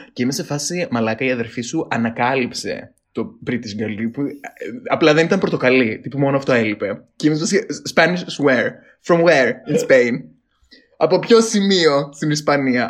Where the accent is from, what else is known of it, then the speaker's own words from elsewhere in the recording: Greece; λέω από την Ελλάδα